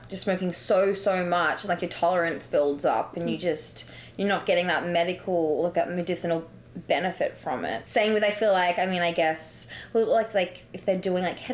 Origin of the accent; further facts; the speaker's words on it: Melbourne, Victoria, Australia; I'm from Melbourne